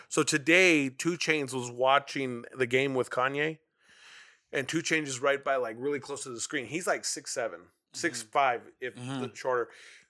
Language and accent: English; United States; I'm American.